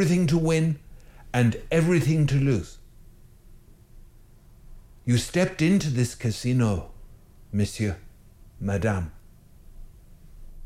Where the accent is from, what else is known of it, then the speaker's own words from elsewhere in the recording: Ireland; I'm Irish